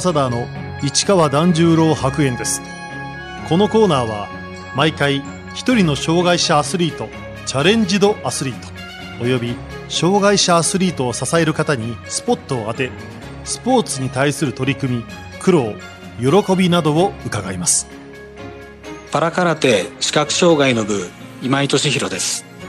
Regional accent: Gunma, Japan; 私の出身地の群馬県

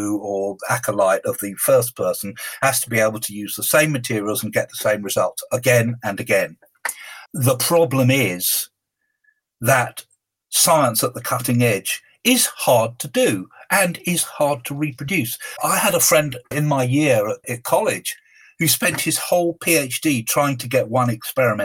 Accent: United Kingdom; being a Brit

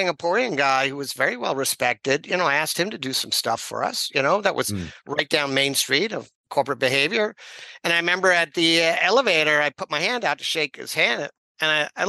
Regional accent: New York, United States; moved away as an adult; also born or lived in Hong Kong; I'm a kid from New York

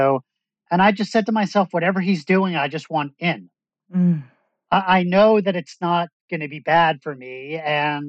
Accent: Long Island, New York, United States; moved away; I'm from Long Island. We're from the same hometown.

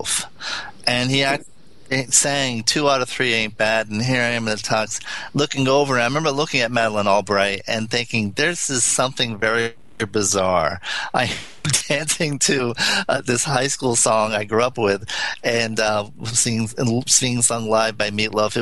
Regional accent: California, United States; that's just not me as a Californian

